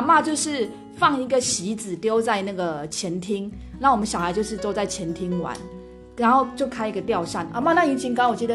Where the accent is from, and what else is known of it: Kinmen County, Taiwan; born or raised there